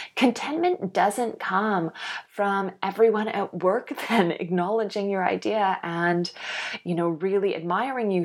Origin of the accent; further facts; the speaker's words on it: Canada; now in Australia; I'm living in Australia now. I grew up in Canada.